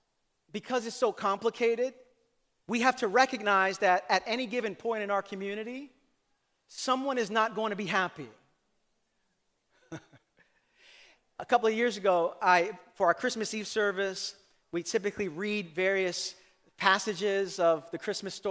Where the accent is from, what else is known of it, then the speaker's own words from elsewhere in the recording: New York City, New York, United States; Growing up in Brooklyn in my Puerto Rican family